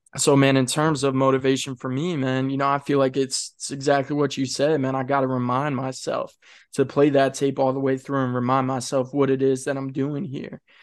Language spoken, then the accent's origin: English; Kent County, Eastern Shore, Maryland, United States; moved away; I grew up over there on the eastern shore, man. I grew up in Kent County